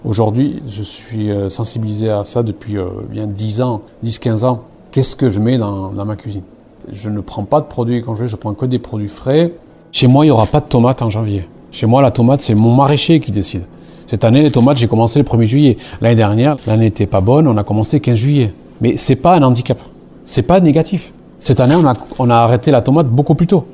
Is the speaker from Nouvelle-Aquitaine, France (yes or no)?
yes; Basque Country, Nouvelle-Aquitaine, France; moved away as an adult; je suis né au Pays Basque, je suis parti des 18 ans